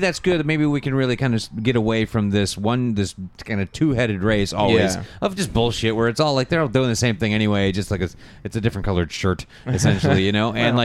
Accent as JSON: {"language": "English", "country": "United States", "said": "as an American"}